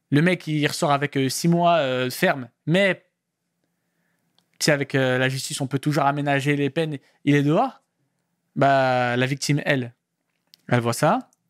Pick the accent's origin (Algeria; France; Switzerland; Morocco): Morocco; Marocain. 212, 100%.